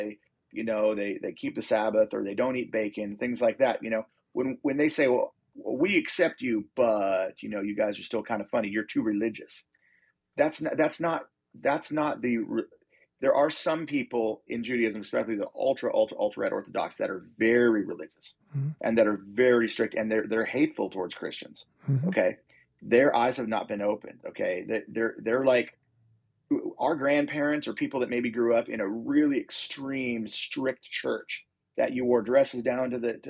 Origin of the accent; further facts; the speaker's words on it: United States; also born or lived in Montana / Costa Mesa, California; I'm an American